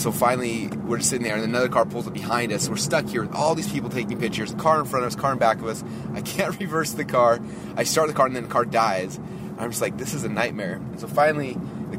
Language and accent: English; Utah, United States; now in Boise, United States; I grew up in Utah